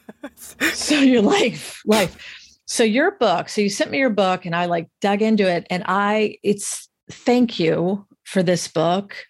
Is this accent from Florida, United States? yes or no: yes; Florida, United States; I grew up in a really, like, beautiful, wonderful middle class experience in the South. I'm from Florida originally